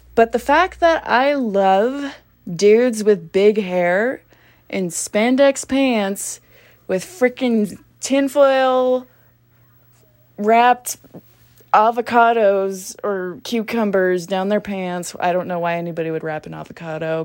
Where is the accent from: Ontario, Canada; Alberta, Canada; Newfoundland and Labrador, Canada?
Alberta, Canada; Grande Prairie; I am from a small town called Grand Prairie, Alberta